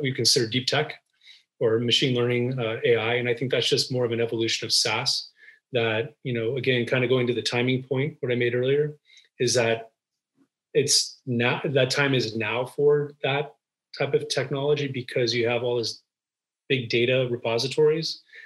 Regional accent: Los Angeles, California, United States; moved away as an adult; now in Bay Area, United States; I was born and raised in Los Angeles

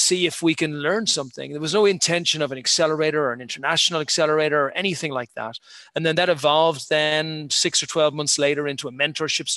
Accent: Ireland; moved away as an adult; also born or lived in United Kingdom; I'm an Irish guy, born and bred, 51 years ago

